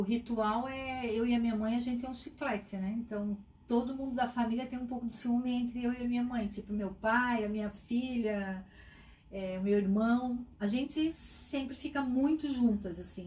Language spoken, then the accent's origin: Portuguese; Itajaí, Santa Catarina, Brazil; also born or lived in Tijucas; E eu nasci lá e com um mês eu já estava em Itajaí, né? Sou cidadã de coração de Itajaí